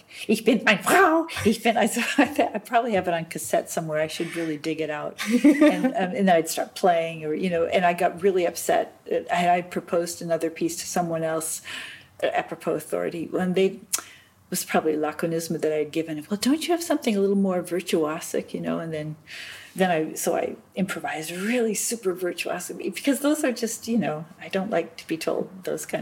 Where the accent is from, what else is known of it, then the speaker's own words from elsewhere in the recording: United States; moved away as an adult; now in Germany; I'm an American